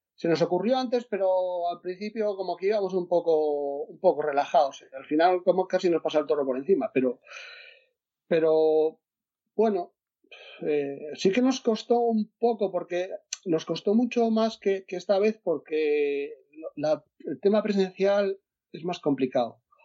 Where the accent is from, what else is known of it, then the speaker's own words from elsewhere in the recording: Asturias, Spain; yo soy de Asturias